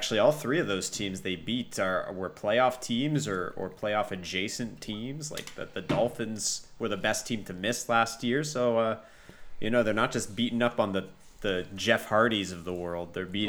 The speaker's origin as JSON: {"language": "English", "town": "Montreal", "region": "Quebec", "country": "Canada"}